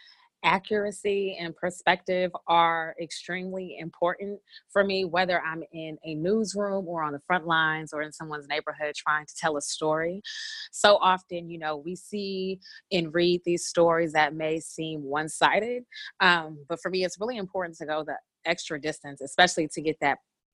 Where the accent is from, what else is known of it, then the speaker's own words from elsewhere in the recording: Bay Area, California, United States; moved away; the Bay Area where I'm from